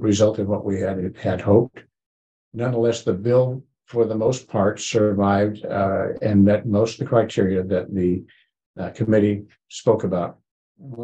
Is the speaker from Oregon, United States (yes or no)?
no; Joplin, Missouri, United States; I'm from the Joplin area